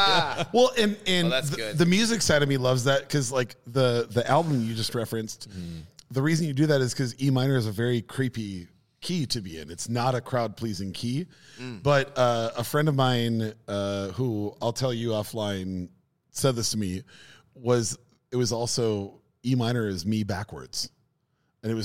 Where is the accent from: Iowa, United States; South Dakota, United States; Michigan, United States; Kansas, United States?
Michigan, United States; Hey, born and raised in Michigan.